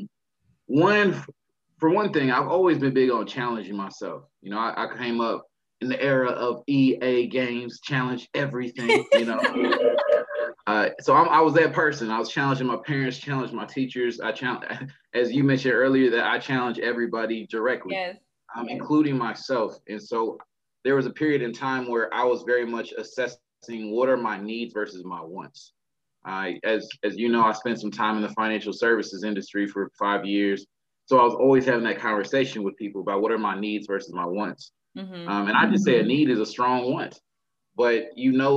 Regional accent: Texas, United States; I'm from Texas

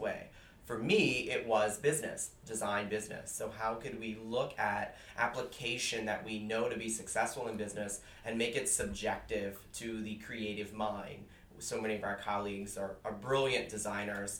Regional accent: South Louisiana, United States; now in Boston, United States; I actually grew up in South Louisiana, about 45 minutes southwest of New Orleans.

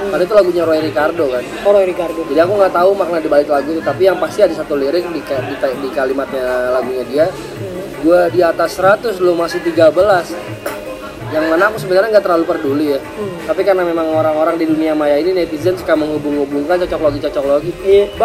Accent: Sumatra, Indonesia; jadi kalau misalnya gue analogin ke musik gue adalah orang Sumatera

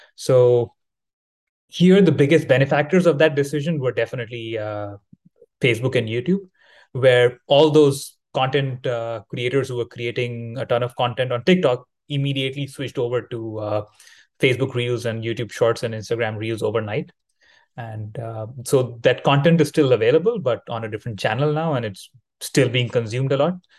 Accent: India; now in Thailand; I am located in Thailand, currently traveling in, in, my home country in India

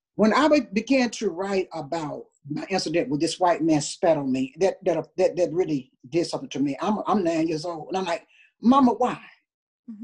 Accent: Tuscaloosa, Alabama, United States; I was raised in Tuscaloosa, Alabama

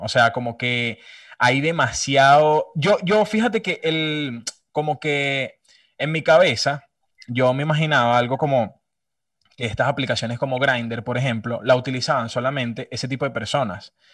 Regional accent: Venezuela; soy de Venezuela

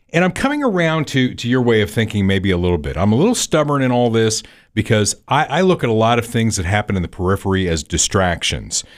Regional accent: Evansville, Indiana, United States; my hometown of Evansville

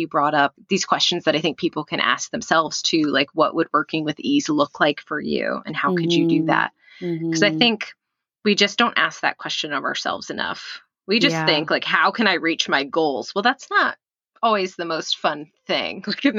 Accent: Texas, United States; This is how you know I grew up in Texas.

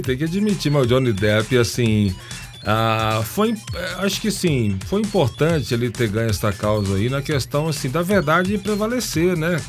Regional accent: Bahia, Brazil; Eu sou baiano, eu sou do axé

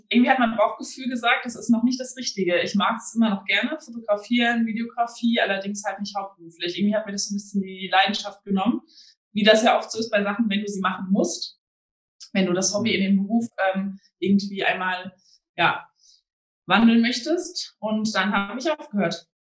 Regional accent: Hesse, Germany; born there; now in Bielefeld, Germany; weil ich äh, gebürtiger Hessin bin

